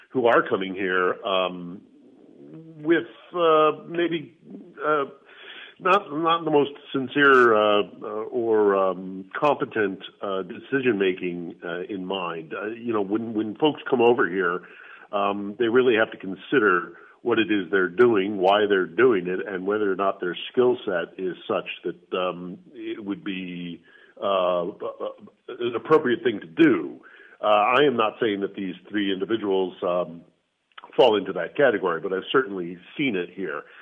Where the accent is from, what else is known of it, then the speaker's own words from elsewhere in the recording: United States; being that I am an American in Ukraine.